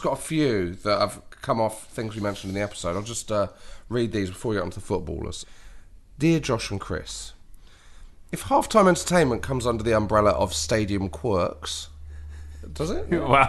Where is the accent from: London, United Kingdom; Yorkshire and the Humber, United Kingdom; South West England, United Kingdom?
Yorkshire and the Humber, United Kingdom; Knaresborough; I grew up in Knaresborough, North Yorkshire